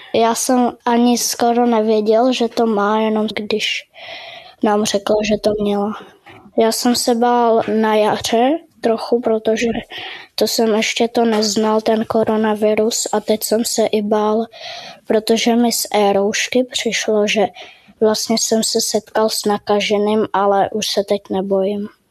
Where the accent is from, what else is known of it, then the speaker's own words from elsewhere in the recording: Prague, Czechia; jsem z Prahy a chodím do třetí třídy